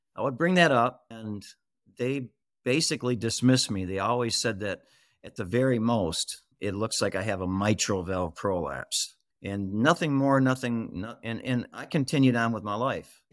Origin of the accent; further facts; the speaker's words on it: Michigan, United States; I'm from Michigan. I'm a Michigander. And I've been with Mich-, I've been in Michigan all my life.